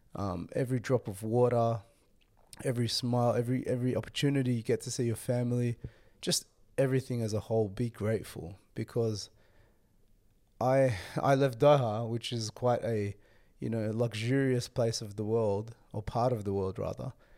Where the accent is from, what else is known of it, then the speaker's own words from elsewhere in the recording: Sydney, New South Wales, Australia; I was brought up, born and raised in Sydney, you know, Australia